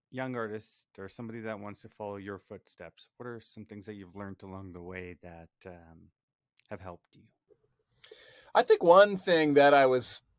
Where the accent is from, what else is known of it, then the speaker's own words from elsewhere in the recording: Canada; We're from Canada. This is nothing.